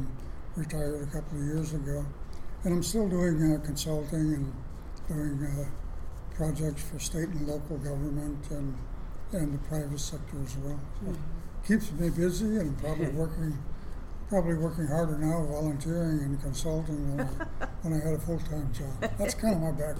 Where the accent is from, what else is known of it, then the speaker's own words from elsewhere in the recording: Lac du Flambeau, Wisconsin, United States; also born or lived in Twin Cities, Minnesota; now in Minneapolis-St. Paul, United States; I'm Chippewa Anishinaabe from Lac-Da-Flambeau, Wisconsin, but I've lived here in the Twin City area for 50, 60 years.